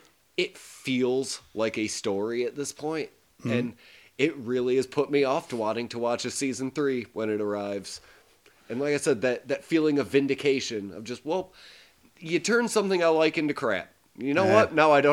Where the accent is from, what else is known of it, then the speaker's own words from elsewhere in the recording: the South, United States; accent: Southern US; much like my southern accent.